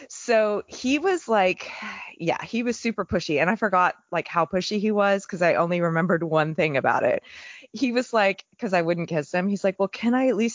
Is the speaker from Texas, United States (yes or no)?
yes; Texas, United States; also born or lived in California; like I grew up in Texas and um, also Northern California, there weren't a lot of members when I was growing up.